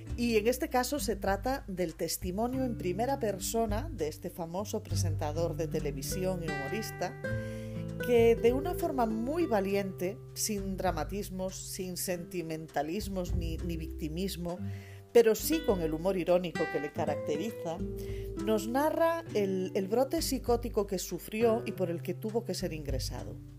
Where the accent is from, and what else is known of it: Galicia, Spain